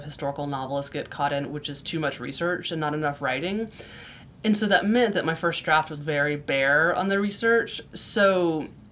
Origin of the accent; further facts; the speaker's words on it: Florida, United States; moved away; I grew up in Florida, which is very flat